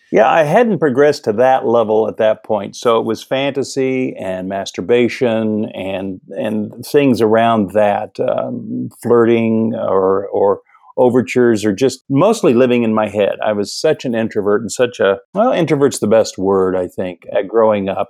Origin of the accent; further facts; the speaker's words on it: Midwest, United States; moved away as an adult; also born or lived in Pasadena, California; I grew up in the Midwest